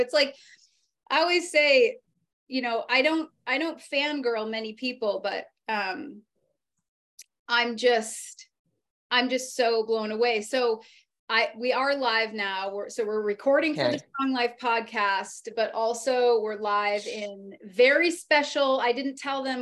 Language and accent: English; New England, United States; Being from New England